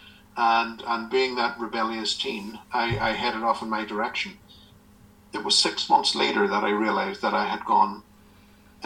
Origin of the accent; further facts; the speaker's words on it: Northern Ireland, United Kingdom; I was growing up in a house back in my hometown in Northern Ireland.